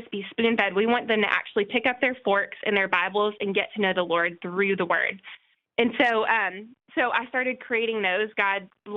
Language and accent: English; El Paso, Texas, United States; moved away; also born or lived in Nashville, Tennessee / Knoxville, Tennessee; I'm from El Paso, Texas, originally.